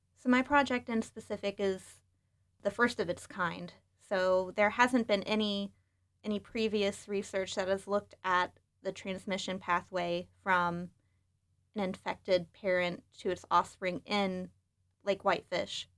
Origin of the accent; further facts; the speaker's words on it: West Virginia, United States; now in Michigan, United States; I'm originally from West Virginia, so growing up, I spent a lot of time outdoors.